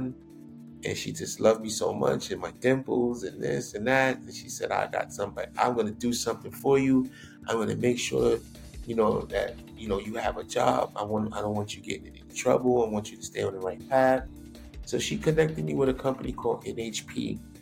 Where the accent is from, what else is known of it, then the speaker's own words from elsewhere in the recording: New York City, New York, United States; I grew up in Queens Village, New York